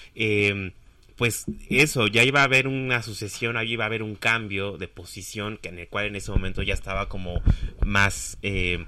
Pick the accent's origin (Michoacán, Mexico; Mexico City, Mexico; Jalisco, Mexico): Mexico City, Mexico; también me crié en la Roma Sur, Condesa